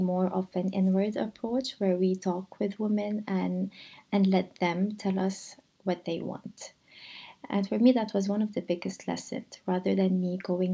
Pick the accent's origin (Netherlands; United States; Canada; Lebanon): Lebanon; moved away; I grew up in Lebanon, I grew up in a country that was torn by war.